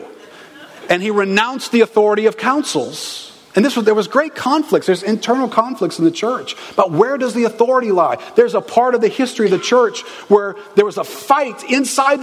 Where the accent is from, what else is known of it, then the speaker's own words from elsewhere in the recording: New Orleans, Louisiana, United States; I was raised in New Orleans